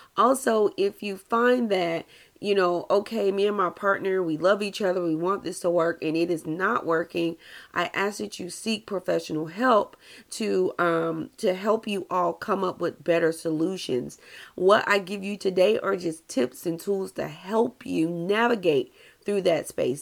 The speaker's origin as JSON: {"language": "English", "region": "the South", "country": "United States", "said": "I'm from the South"}